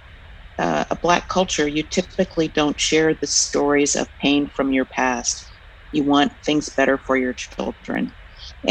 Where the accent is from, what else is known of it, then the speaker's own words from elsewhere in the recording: Seattle, Washington, United States; I'm born and raised in Seattle, Washington, where I also married and have my family